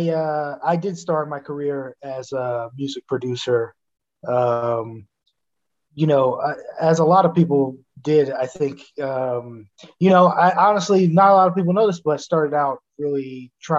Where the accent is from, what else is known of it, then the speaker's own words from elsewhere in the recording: New York City, New York, United States; moved away as an adult; now in New Jersey, United States; I'm from Staten Island